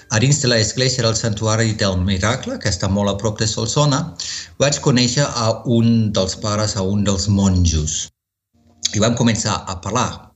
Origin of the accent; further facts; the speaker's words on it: Wuppertal, North Rhine-Westphalia, Germany; Catalan is a second language; moved away as an adult; also born or lived in Marburg / southern Germany / United States / Barcelona; now in Spain; a partir dels 3 anys ja vaig viure a la meva ciutat natal dels meus pares, a Wuppertal, que és a prop de Colònia